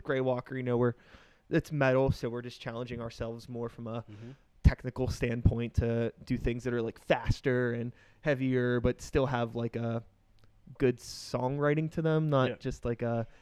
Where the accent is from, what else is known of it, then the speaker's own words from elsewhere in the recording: Wilkinsburg, Pennsylvania, United States; I grew up in Wilkinsburg.